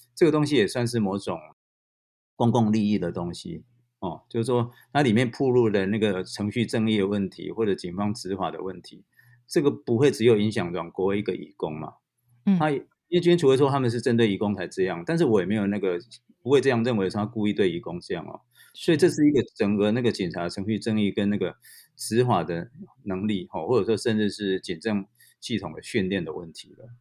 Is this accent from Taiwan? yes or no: yes; Taiwan; 我们台湾人